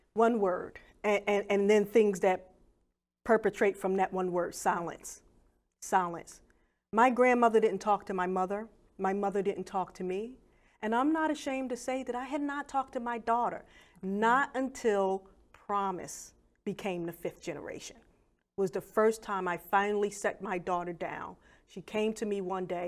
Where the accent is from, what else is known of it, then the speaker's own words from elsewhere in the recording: Philadelphia, Pennsylvania, United States; I grew up in Wilson Park Projects in Philadelphia